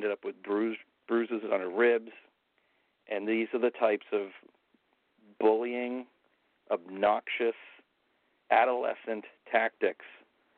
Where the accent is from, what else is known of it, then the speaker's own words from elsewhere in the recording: Tewksbury, Massachusetts, United States; If you Google Wamisette, Massachusetts, it will pinpoint you right to my hometown